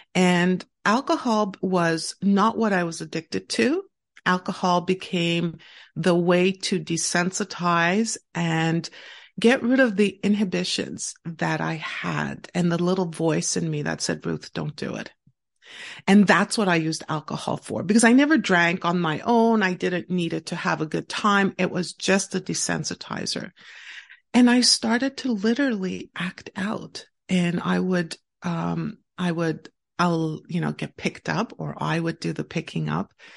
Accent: Montreal, Quebec, Canada; I actually live and born and raised in Montreal, Quebec, in Canada

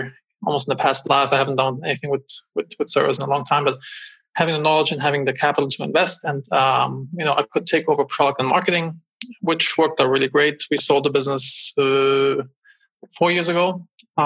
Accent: Germany; moved away as an adult; also born or lived in Los Angeles, United States; now in United States; I'm originally from Germany.

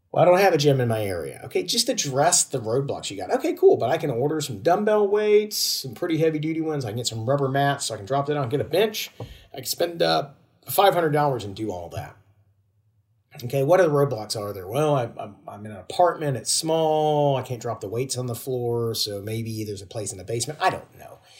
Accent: Georgia, United States; moved away; I'm originally from Georgia in the United States

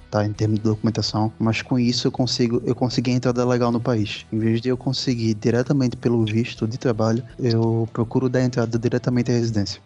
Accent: Recife, Pernambuco, Brazil; moved away as an adult; now in Portugal; Eu sou de Recife, Pernambuco

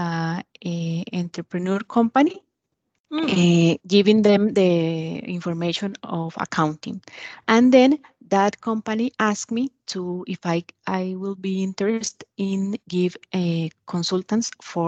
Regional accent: Costa Rica; I am from Costa Rica.

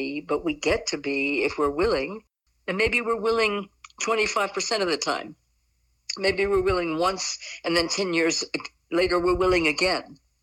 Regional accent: Southeast, United States; when I grew up in the Southeast, it meant that you just weren't brought up right.

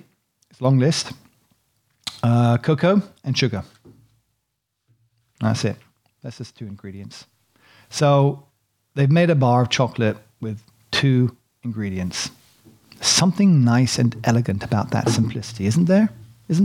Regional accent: United Kingdom; I'm British, you know, innit, bruv.

